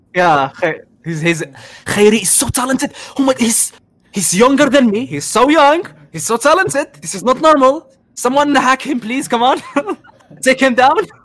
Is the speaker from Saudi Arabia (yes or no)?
no; Algeria; انا جزائري